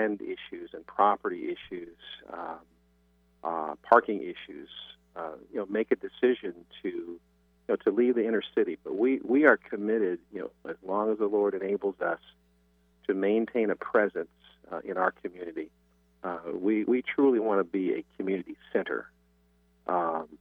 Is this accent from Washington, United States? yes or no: yes; Seattle, Washington, United States; also born or lived in Tennessee; I actually grew up in Seattle. I'm originally from Tennessee. Our family moved to Seattle when I was 8 years old. And did all my schooling here